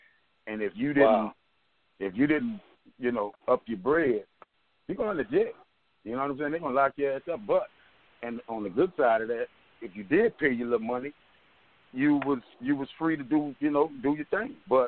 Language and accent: English; New Orleans, Louisiana, United States; Well, in this present time, you know, I tell you the truth, man, a lot of we really, in New Orleans, per se, we really, they don't really have a lot of that going on